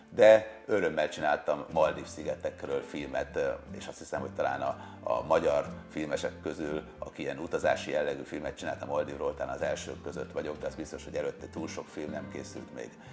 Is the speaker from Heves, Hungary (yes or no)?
no; Sopron, Győr-Moson-Sopron, Hungary; moved away as an adult; now in Budapest, Hungary; Sopronból, Beri Soproni gyerek vagyok